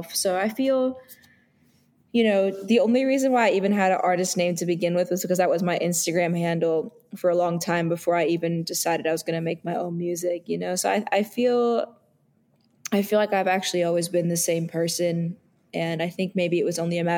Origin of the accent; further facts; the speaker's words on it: New York City, New York, United States; growing up in New York City